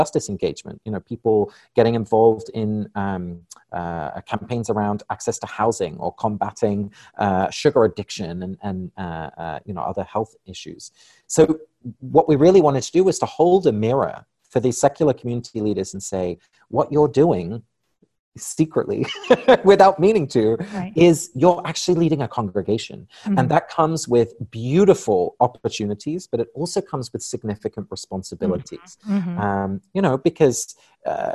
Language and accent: English; England, United Kingdom; moved away; I was born and raised in England